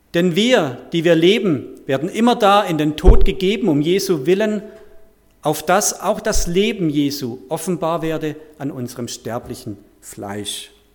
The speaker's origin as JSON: {"language": "German", "area": "Heilbronn area", "region": "Baden-Württemberg", "country": "Germany", "also_born_or_lived": "Bad Liebenzell / Künzelsau", "moved": "as an adult", "lives_now": "Weidenbach, Germany", "said": "ich stamme ursprünglich aus, dem, aus der Gegend von Heilbronn, dort aus einer kleinen Gemeinschaft"}